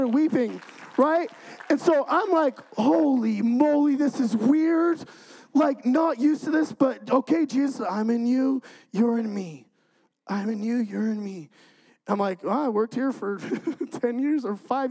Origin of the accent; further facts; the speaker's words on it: California, United States; moved away as an adult; now in Idaho, United States; I'm from California, okay? So I get moved to Idaho